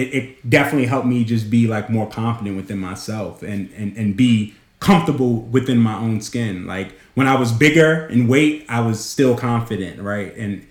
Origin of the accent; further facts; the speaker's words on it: New York, United States; growing up in New York